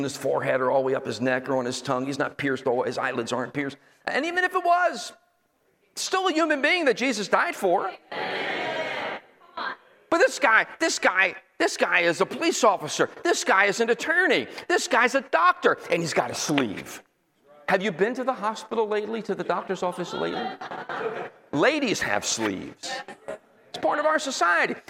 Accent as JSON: {"language": "English", "region": "Northeast", "country": "United States", "also_born_or_lived": "Florida", "moved": "as an adult", "said": "I come from the Northeast uptight"}